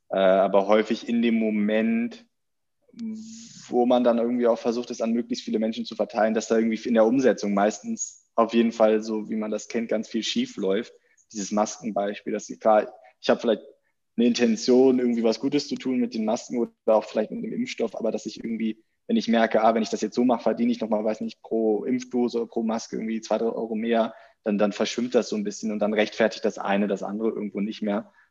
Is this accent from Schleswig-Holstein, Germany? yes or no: yes; Schleswig-Holstein, Germany; moved away as an adult; also born or lived in Netherlands / Hamburg; now in Berlin, Germany; aber ich komme eigentlich aus Nähe Hamburg, nicht, also eigentlich Schleswig-Holstein, aber an der Grenze zu Hamburg.